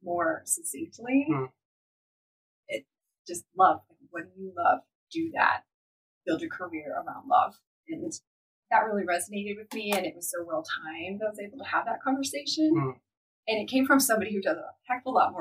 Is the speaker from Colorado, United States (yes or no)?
yes; Denver, Colorado, United States; I was born in Denver. I grew up there. I'm a Coloradan through and through.